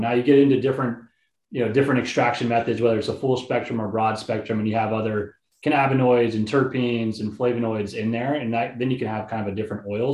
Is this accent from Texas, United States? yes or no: yes; Houston, Texas, United States; I grew up in Houston, Texas